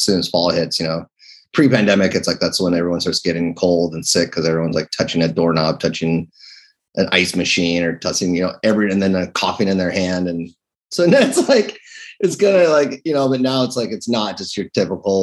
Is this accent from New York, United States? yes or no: no; Seattle, Washington, United States; I'm from Seattle